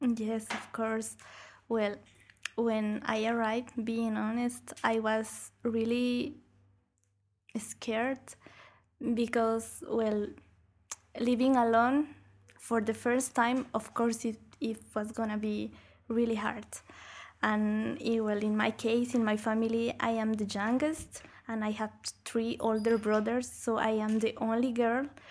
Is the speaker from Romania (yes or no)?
no; Bolivia; moved away as an adult; now in Brussels, Belgium; I, I come from Bolivia